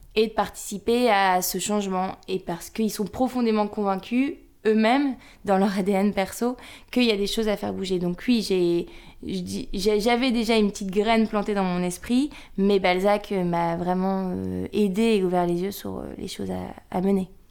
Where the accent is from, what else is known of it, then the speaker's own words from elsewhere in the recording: the North, Hauts-de-France, France; on vient du Nord